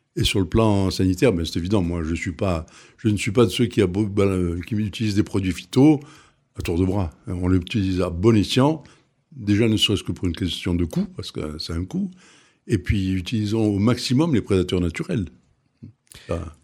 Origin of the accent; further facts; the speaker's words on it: Tunisia; now in Arles, France; J'ai vécu, je suis né en Tunisie, j'ai vécu en Tunisie, et autour de nous, on avait Tuburbo Majus, on avait le Colisée d'Elgem, on avait des choses magnifiques j'ai été élevé dans cet esprit. Enfin, j'ai vu ça toute ma jeunesse